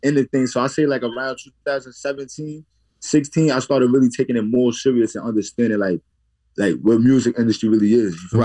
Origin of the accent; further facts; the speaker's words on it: New York City, New York, United States; I'm from the Bronx